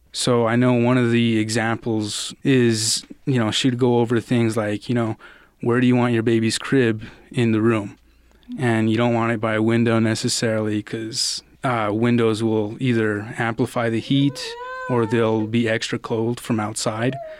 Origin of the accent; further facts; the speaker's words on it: Albuquerque, New Mexico, United States; also born or lived in Austin, Texas; I was born in Austin, Texas, but I've pretty much grown up in Albuquerque, New Mexico since I was about five or six.